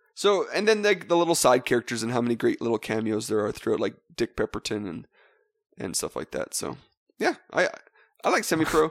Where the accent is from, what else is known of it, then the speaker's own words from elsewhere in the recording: Western Canada, Canada; Actually, we're from Western Canada